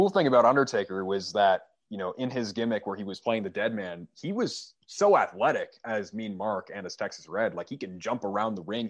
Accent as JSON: {"language": "English", "country": "Canada", "said": "I am Canadian. I'm from"}